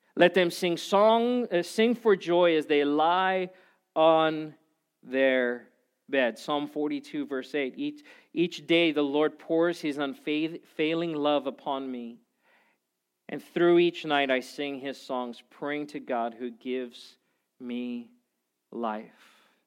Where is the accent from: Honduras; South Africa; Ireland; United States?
South Africa; I'm from South Africa, which is right by Zimbabwe